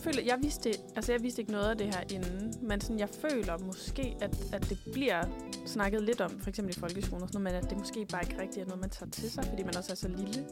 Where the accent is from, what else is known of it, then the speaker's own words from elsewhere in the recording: Esbjerg, Southern Denmark, Denmark; jeg er jo fra Esbjerg